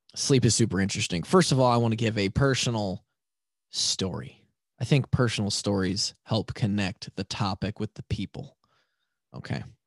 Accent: Marshalltown, Iowa, United States; Twenty thirteen, I come from Marshalltown to Iowa City

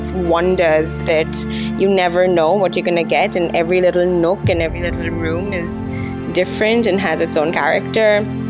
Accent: Kolkata, West Bengal, India; moved away as an adult; So I'm from Calcutta, so in East India. I was there most of my life till college, when I moved to Mumbai for a couple of years.

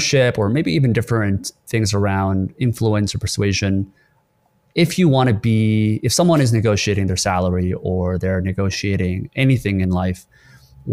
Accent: South Korea; now in Canada; I was born in Korea and I grew up there for a while. And I came to Canada

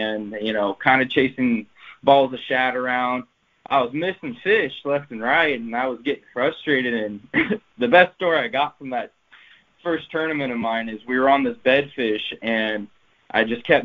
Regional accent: Portland, Oregon, United States; I grew up in the Portland area after I moved up here

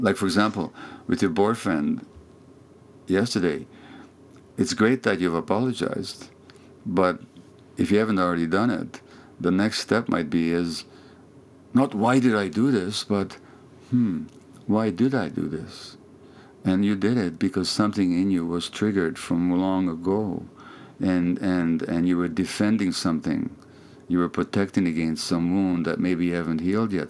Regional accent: Hungary; first language Hungarian; English is a second language; moved away; that's my native language, my mother tongue, although I I'm more fluent in English now

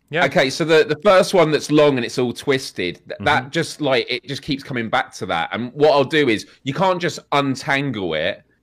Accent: United Kingdom

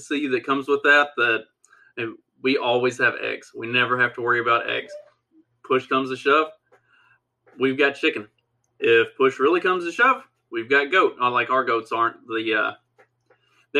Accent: Southwest Kentucky, United States; accent: redneck; I was raised on a farm in Southwest Kentucky

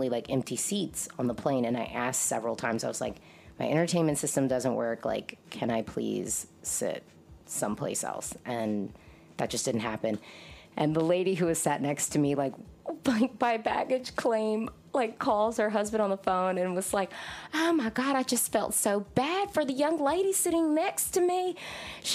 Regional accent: United States; I'm an American Eurovision fan

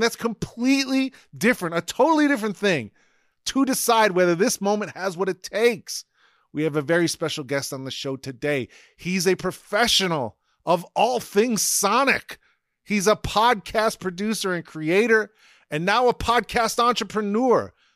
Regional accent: United States; as an American

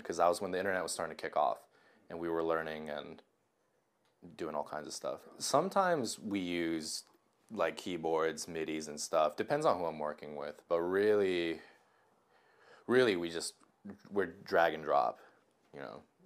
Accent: Japan; moved away; I'm from Japan. Uh, I just moved here.

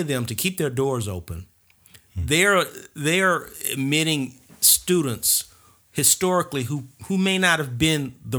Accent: St. Louis, Missouri, United States; You know, I'm from St. Louis, you're from Detroit.

